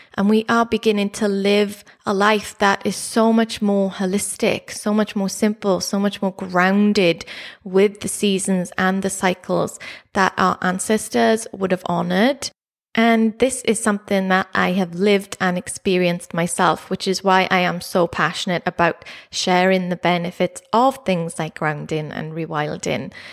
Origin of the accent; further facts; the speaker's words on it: Neath, Wales, United Kingdom; growing up in South Wales, in Neath, near Swansea